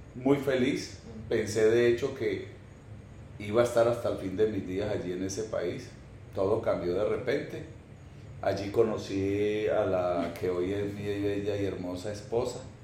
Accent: Génova, Quindío, Colombia; moved away as an adult; also born or lived in Armenia, Colombia / Caracas, Venezuela; yo soy colombiano, nací en Colombia, me crié en Colombia

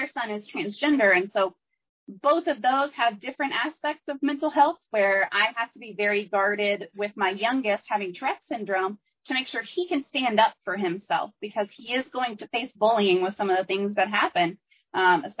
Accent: Texas, United States; I'm from Texas

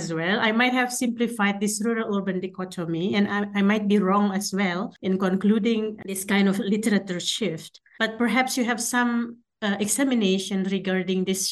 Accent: Jakarta, Indonesia; I was born in Jakarta, I studied architecture in an urban setting

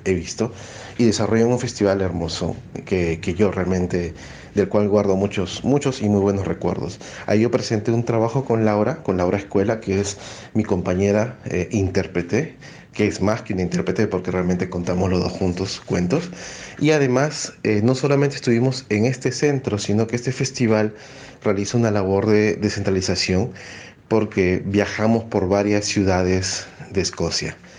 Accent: Peru; soy narrador oral de Perú

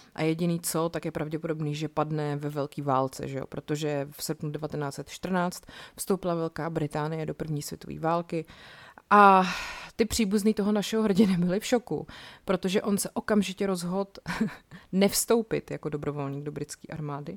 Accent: Czechia; tady u nás v Čechách

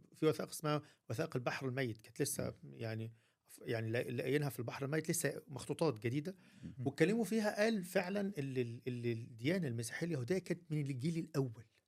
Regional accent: Egypt; عندنا في مصر

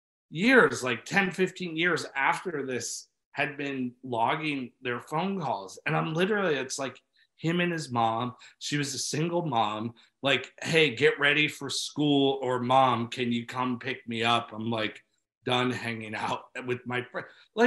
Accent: New York City, New York, United States; born there; I was born, my dad's got into yoga before I was born in New York City, was teaching it.

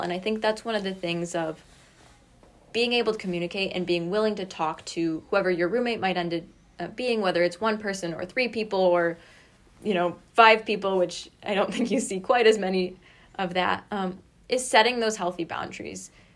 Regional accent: Kalamazoo, Michigan, United States; also born or lived in Rochester; I am originally from Kalamazoo

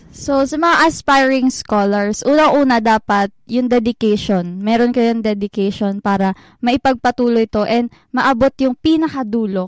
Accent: Central Luzon, Philippines; moved away as an adult; now in Manila, Philippines; taga Bulacan ako. Nandito ako ngayon sa Manila

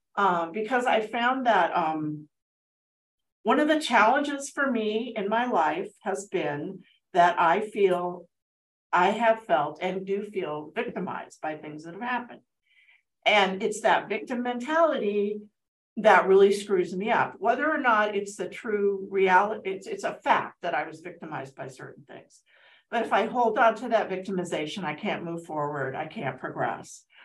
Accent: Altadena, California, United States; also born or lived in Pasadena, United States; now in Azusa, United States; I grew up in Altadena

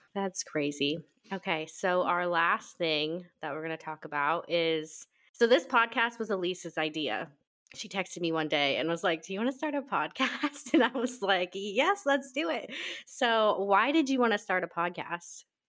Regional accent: Nebraska, United States; moved away as an adult; now in Washington, United States; I am originally from Nebraska, but I've lived out here in Washington for almost seven years

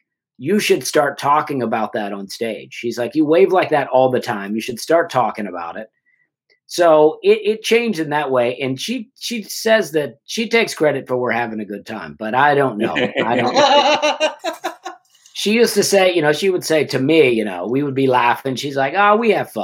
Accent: Alabama, United States; moved away; also born or lived in New York City; my wife's Canadian and I am from Alabama

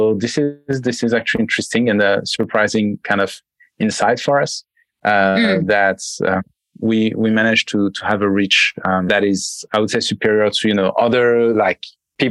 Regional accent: France; accent: French; English is a second language; also born or lived in United States; I'm French, as you can probably hear from my accent.

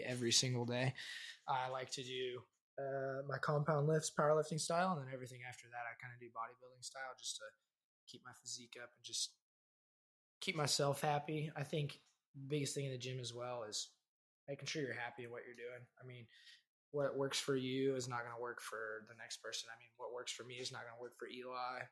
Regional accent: Wellington, Kansas, United States; my hometown, Wellington, Kansas.

